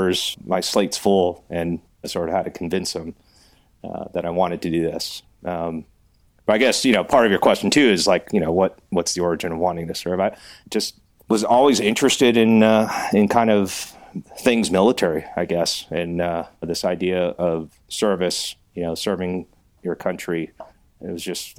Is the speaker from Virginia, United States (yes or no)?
no; California, United States; moved away as an adult; also born or lived in Okinawa; I actually met my wife in California, in my hometown